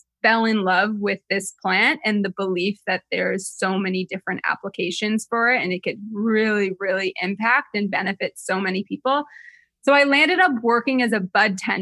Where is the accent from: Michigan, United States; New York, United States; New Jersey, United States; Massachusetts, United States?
New Jersey, United States; I grew up in Jersey